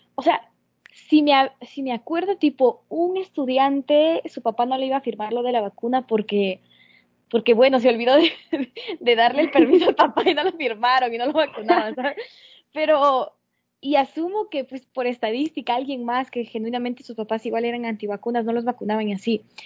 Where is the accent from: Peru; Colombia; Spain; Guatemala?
Peru; now in United States; mi país, en Perú